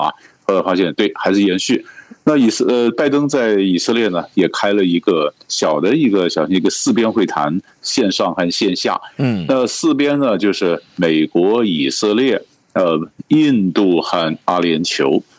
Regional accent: Taiwan; 就我们台湾人常讲的方法，讲说法，这就是带着钢盔往前冲啊！

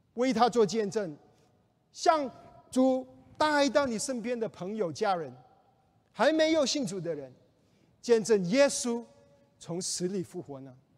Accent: China; 我们中国人

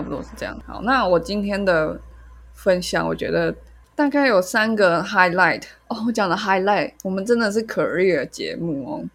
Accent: Taiwan; 他们为什么听不出来我是台湾人

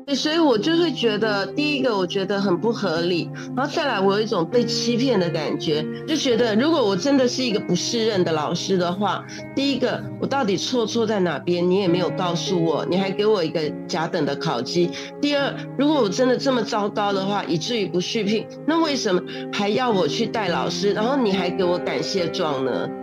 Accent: Taipei, Taiwan; moved away as an adult; also born or lived in Malaysia; 我是台湾的，呃，台北那边的人，就北部的人

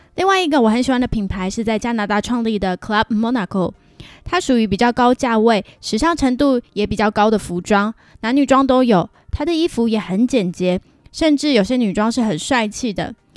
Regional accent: Pingtung County, Taiwan; moved away as an adult; also born or lived in Hsinchu, Taiwan; now in Vancouver, Canada; 搬来加拿大前，我要从租屋处新竹搬回老家屏东

